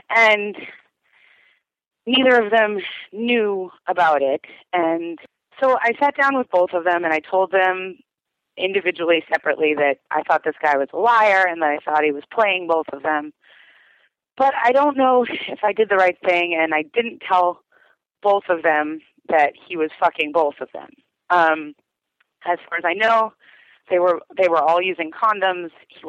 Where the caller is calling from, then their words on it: Denver, Colorado, United States; I'm calling from Denver